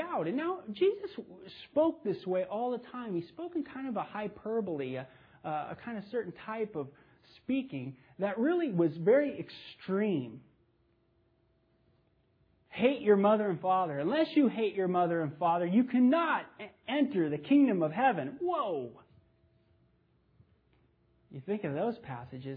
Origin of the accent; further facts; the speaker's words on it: Los Angeles, California, United States; I grew up in the San Fernando Valley in the 70s